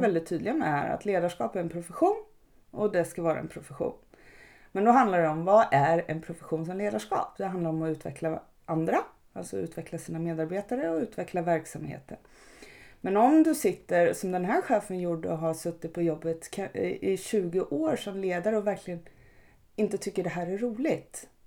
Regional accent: Örebro, Örebro County, Sweden; i Örebro där jag kommer ifrån

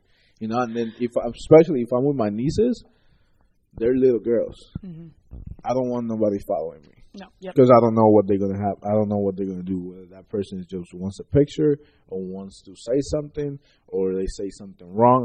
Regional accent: Puerto Rico; moved away as an adult; now in Cleveland, United States; I grew up in Puerto Rico.

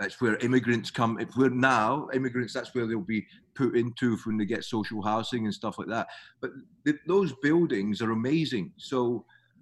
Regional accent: Scotland, United Kingdom; moved away as an adult; now in Melbourne, Australia; I'm obviously Scottish

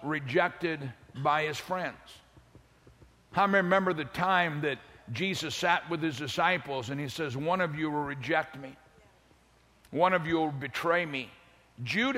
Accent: St. Louis, Missouri, United States; I'm from South St. Louis. South St. Louis, inner city. I'm from the hood.

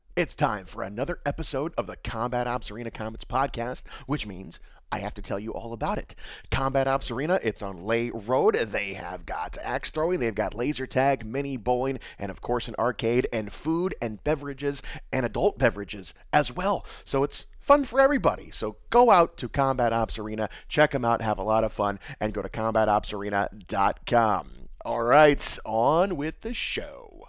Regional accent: Indiana, United States; I'm from Indiana

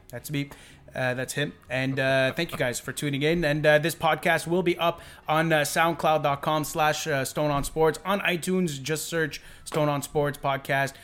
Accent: Montreal, Quebec, Canada; we're from Montreal.

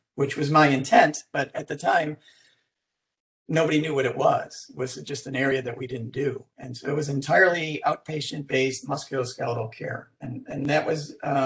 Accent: Rochester, New York, United States; moved away as an adult; now in Houston, United States; I came to Houston from Rochester, New York, where I grew up

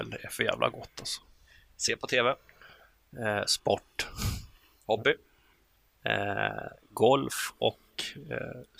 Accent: Gothenburg, Västra Götaland, Sweden; now in Örebro, Sweden; man hör på dialekten att jag är från Göteborg, men när jag åker till Göteborg så säger de man

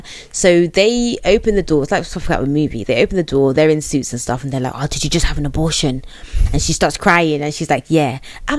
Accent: Chicago, Illinois, United States; Bitch, like, I'm from Chicago.

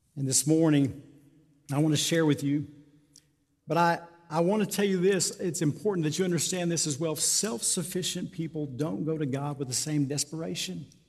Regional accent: Tucumcari, New Mexico, United States; Born and raised in Tucumcari

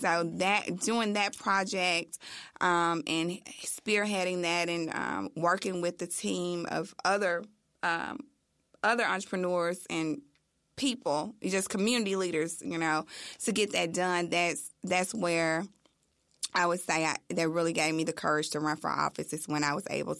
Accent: Memphis, Tennessee, United States; Born and raised. Grew up in this area. Most folks in Memphis call it Scudderfield, New Chicago area.

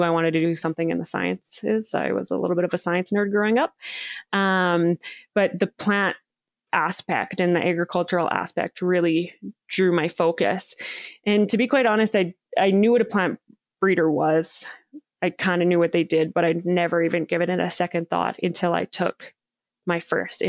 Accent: Saskatchewan, Canada; I grew up in small town Saskatchewan, Canada

